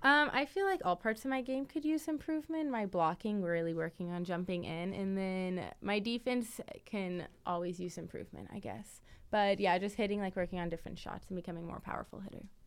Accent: Kansas City, Kansas, United States; moved away; I'm from Kansas City, all the way from Kansas

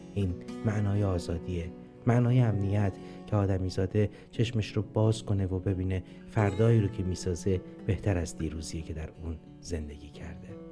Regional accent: Iran

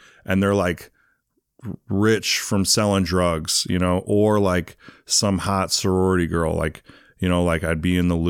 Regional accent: England, United Kingdom; born there; also born or lived in Arizona / St. Louis; Kind of. I was born in England. My dad was in the Air Force. I lived in Arizona, and then I moved to St. Louis for a while.

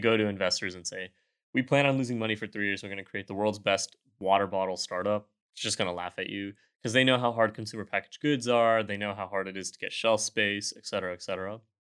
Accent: Houston, Texas, United States; also born or lived in Austin; I am from Houston

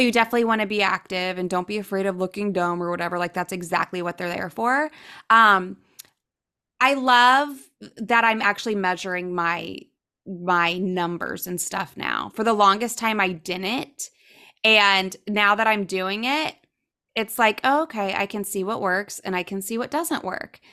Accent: Ohio, United States; now in South Florida, United States; I grew up in Ohio, so never really spoke Spanish.

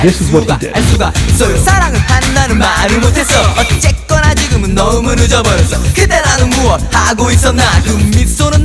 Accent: San Francisco, California, United States; I'm from San Francisco, one of the few who still actually were born there.

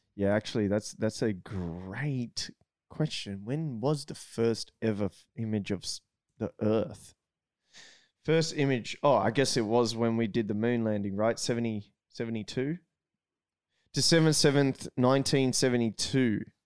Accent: Australia

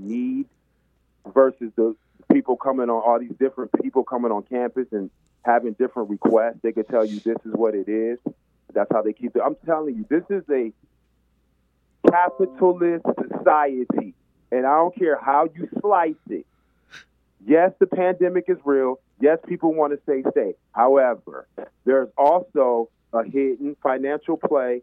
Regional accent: Dallas, Texas, United States; I grew up in Dallas

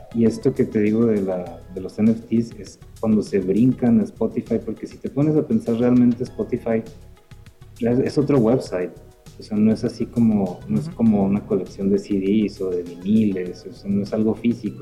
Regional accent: northern Mexico, Mexico; de acá del norte éramos

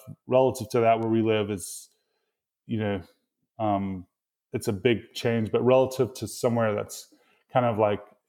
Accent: Mississippi, United States; accent: Mississippi; You know, I would like try to hide my Mississippi accent, which is kind of actually like pretty much happened, you know, over time because of those experiences.

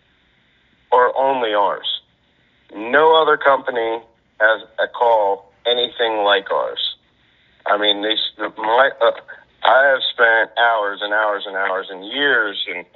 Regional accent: Brookville, Pennsylvania, United States; the farm that I grew up on in Brookville, Pennsylvania

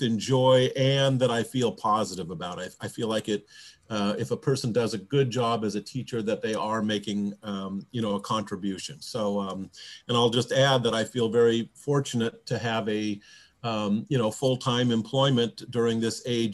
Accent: Bellevue, Washington, United States; I'm from Bellevue

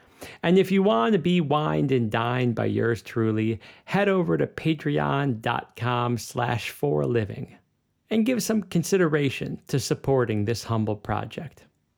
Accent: Chicago, Illinois, United States; born or raised there; moved away as an adult; now in Berlin, Germany

